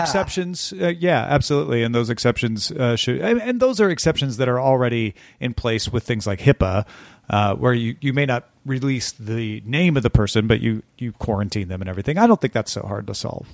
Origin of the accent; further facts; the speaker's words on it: Greenville, Illinois, United States; moved away; also born or lived in Chesterfield, Missouri; I'll be in Greenville, Illinois, my hometown